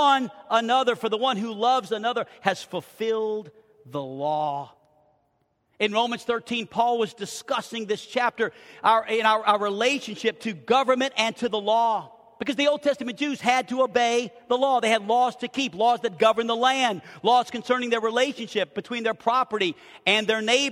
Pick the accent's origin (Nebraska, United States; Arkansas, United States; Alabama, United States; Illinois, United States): Arkansas, United States; We're from Arkansas